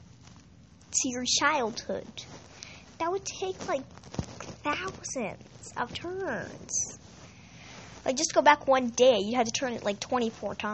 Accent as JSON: {"language": "English", "country": "United States", "said": "I'm American"}